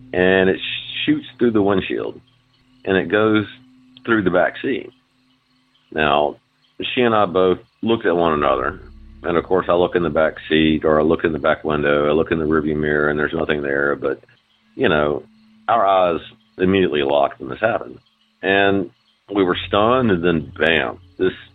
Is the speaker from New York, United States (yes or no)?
no; Mobile, Alabama, United States; I'm from Mobile, Alabama